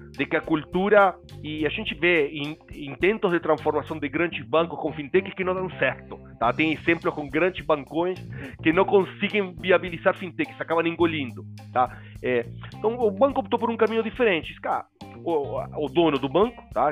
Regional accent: Uruguay; Portuguese is a second language; moved away as an adult; now in Brazil; Eu sou uruguaio, mas morando no Brasil e casado com brasileira, filha brasileira desde 1999

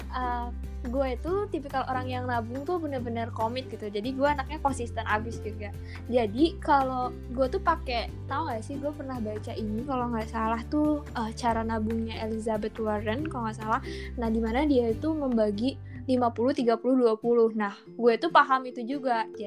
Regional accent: Bekasi, West Java, Indonesia; now in Bandung, Indonesia; rantau nah, dari Bekasi ke

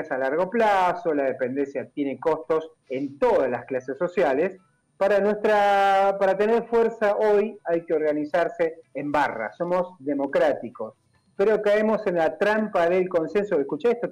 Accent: Argentina; Somos todos argentinos, vamos para adelante porque pensamos lo queremos lo mismo

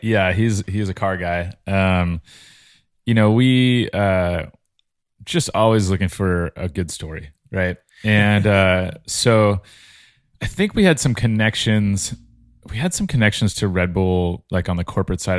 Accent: Imperial Beach, California, United States; I grew up in Imperial Beach, which is a little beach town

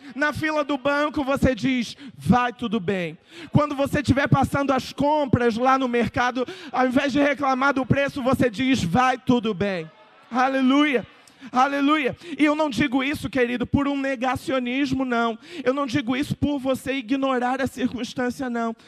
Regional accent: Brazil; como bom brasileiro

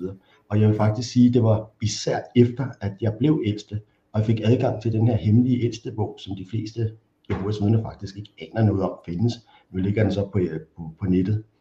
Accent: Copenhagen, Capital Region of Denmark, Denmark; Og så er jeg vokset op i Valby, lidt uden for København

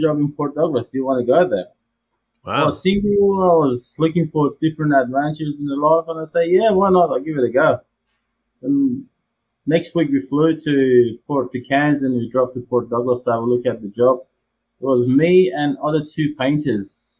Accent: Tehran, Tehran Province, Iran; moved away as an adult; also born or lived in Turkey; now in Sydney, Australia; Born in Tehran, Iran in 1978, and in Tehran, capital city of Iran. We grew up there.

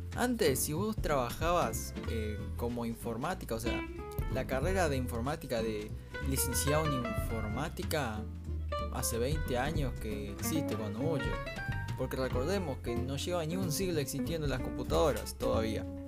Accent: Salto, Uruguay; al menos como salteño

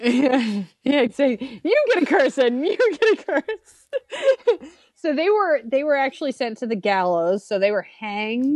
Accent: Massachusetts, United States; I'm from Massachusetts

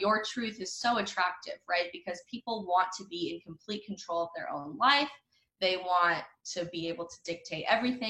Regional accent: United States; I'm a Christian first, and then I'm an American, and then I'm a conservative

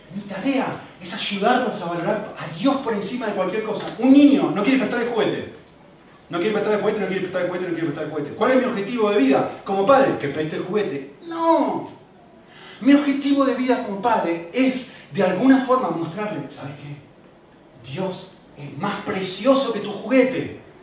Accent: Argentina; moved away; soy argentino

